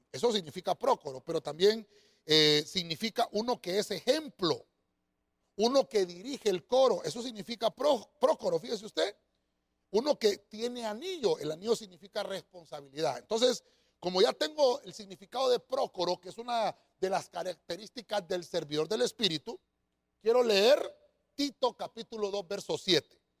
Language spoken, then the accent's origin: Spanish; Honduras; nosotros acá en Honduras tenemos nuestro propio acento